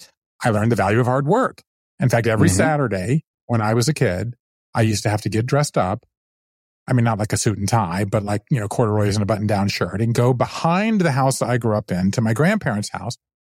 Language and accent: English; Southern US, United States; But yet I grew up Jewish in the South. And so therefore I grew up apart from that.